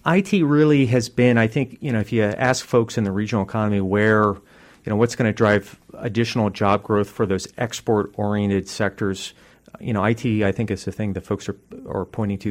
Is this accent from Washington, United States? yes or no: yes; Poulsbo, Washington, United States; I grew up in Kitsap County, in the metropolis of Paulsboro as a kid